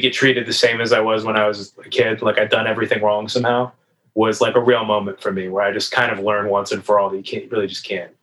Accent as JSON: {"language": "English", "region": "Northeast", "country": "United States", "said": "I'm from the Northeast"}